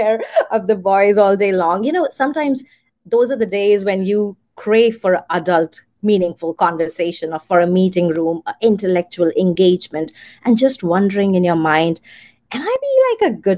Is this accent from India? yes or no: yes; India; moved away as an adult; now in United States; I was born in India, raised there, and I migrated to the United States after my marriage 14 years back.